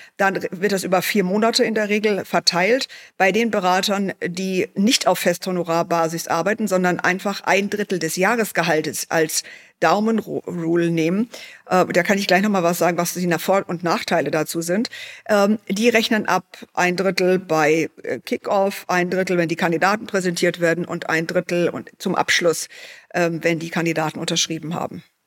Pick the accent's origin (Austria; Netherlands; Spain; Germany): Germany; bei uns in Deutschland